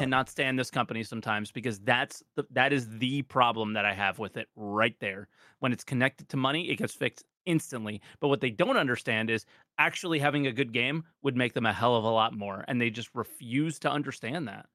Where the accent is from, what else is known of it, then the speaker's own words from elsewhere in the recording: United States; being an American